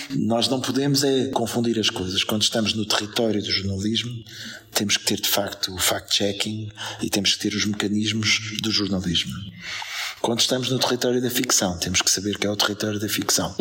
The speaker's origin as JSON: {"language": "Portuguese", "country": "Portugal", "said": "nós somos, se calhar, ao mesmo tempo lisboetas, portugueses, europeus, cidadãos do mundo"}